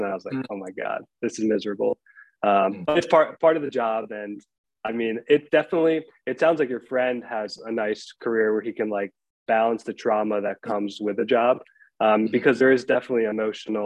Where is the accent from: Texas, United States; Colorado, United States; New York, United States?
New York, United States; Albany; also born or lived in Delmar, New York / Vermont; I grew up in Albany. I was born in Albany Medical Center.